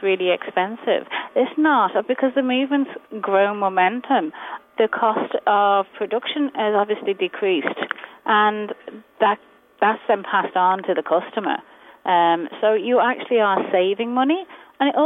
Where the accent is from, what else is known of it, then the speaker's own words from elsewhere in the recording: England, United Kingdom; moved away; I'm from England